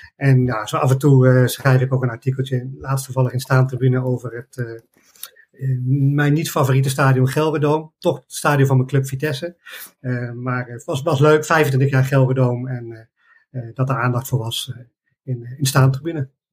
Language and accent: Dutch; Arnhem, Gelderland, Netherlands; ik ben een Arnhemmer eh, en eh, ik ben eh, van jongs af aan bij de club terechtgekomen